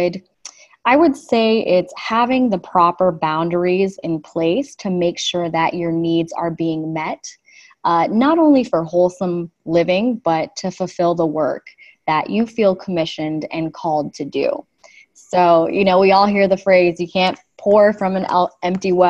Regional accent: Los Angeles, California, United States; I'm actually a Los Angeles native.

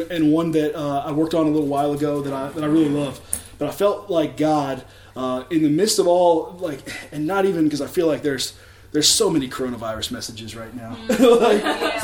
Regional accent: Richmond, Virginia, United States; I was born here in Richmond.

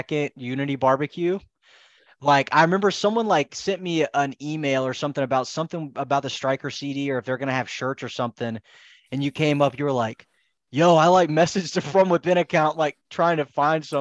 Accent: Alabama, United States; now in Florida, United States; I'm from Alabama, you know, I live in Florida now

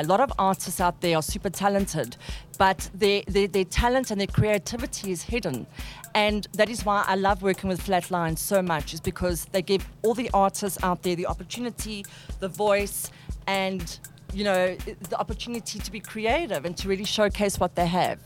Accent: South Africa; We are South African

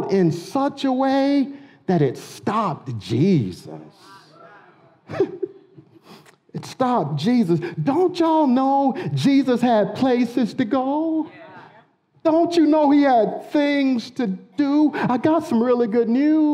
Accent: United States; We're Americans. I love being American

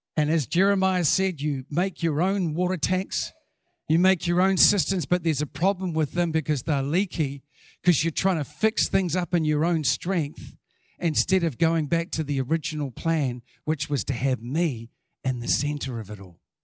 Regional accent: New Zealand; as a Kiwi

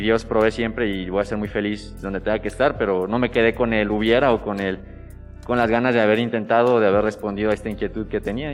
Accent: Irapuato, Guanajuato, Mexico; cerca de Irapuato, de donde yo soy

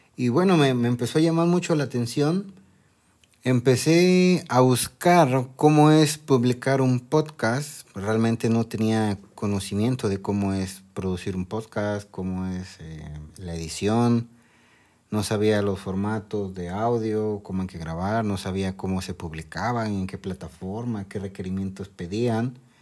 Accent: Mexico; Soy de México

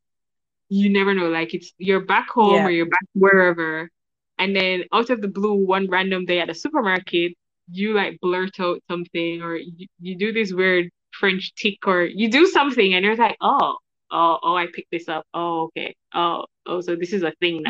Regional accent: Jamaica; We are family knit in Jamaica

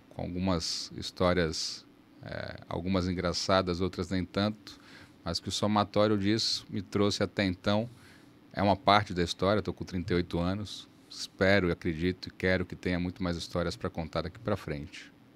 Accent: Salvador, Bahia, Brazil; moved away as an adult; also born or lived in São Paulo; now in Manaus, Brazil; Em Salvador eu cresci, estudei e optei pela faculdade de Direito

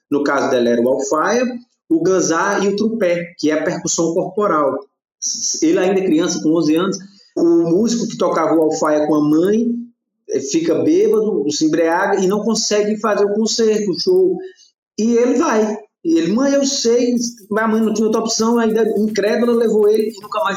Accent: Campina Grande, Paraíba, Brazil; Eu sou natural de Campina Grande, Paraíba.

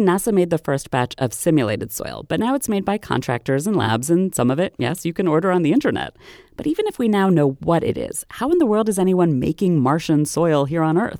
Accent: Maryland, United States; my home state of Maryland

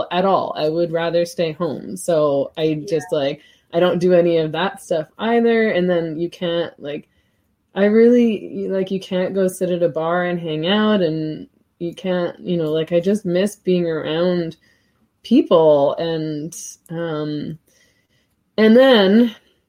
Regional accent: Vancouver, British Columbia, Canada; I was born in Canada, so we lived here for, you know, they moved to Vancouver before my sister and I were born

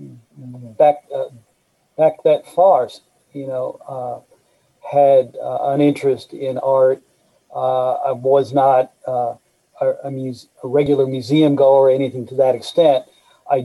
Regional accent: Indianapolis, Indiana, United States; also born or lived in East Coast; I was born on the East Coast, but grew up on the east side of Indianapolis. So I've been here since I was 4 years old and consider myself a Hoosier

